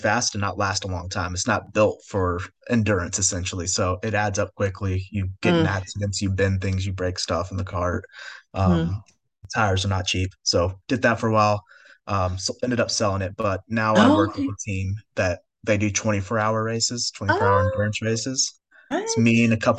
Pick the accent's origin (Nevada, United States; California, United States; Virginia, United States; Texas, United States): California, United States; we grew up in California